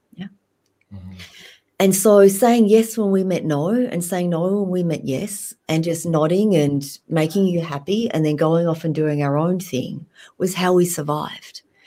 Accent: Australia; moved away as an adult; also born or lived in Vietnam; now in Alaska, United States; growing up in Australia, I never felt quite Vietnamese enough, and I also never felt quite Australian enough.

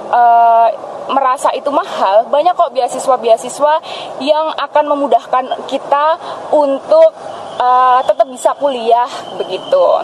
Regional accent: Klaten, Central Java, Indonesia; prodinya pendidikan bahasa Indonesia dan aku berasal dari Klaten

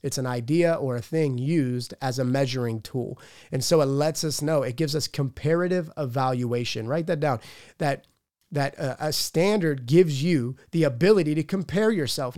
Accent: Pittsburgh, Pennsylvania, United States; I'm from Pittsburgh

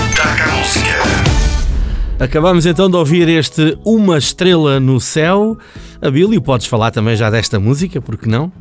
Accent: Canada; moved away; na minha terra, no Canadá

